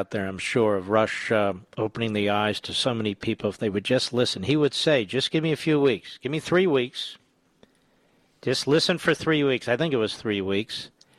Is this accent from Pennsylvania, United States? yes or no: yes; Philadelphia, Pennsylvania, United States; Philadelphia, Pennsylvania, the great WPHT, my hometown.